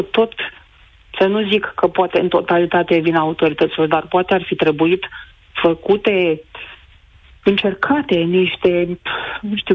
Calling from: Bacău, Bacău County, Romania; Bună ziua … din Bacău.

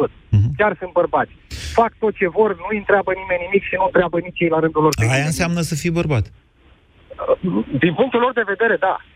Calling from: Slobozia, Ialomița County, Romania; …, sunt de la Slobozia.

